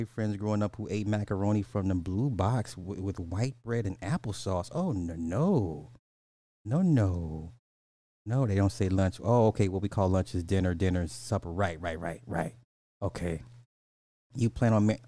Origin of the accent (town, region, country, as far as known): Canada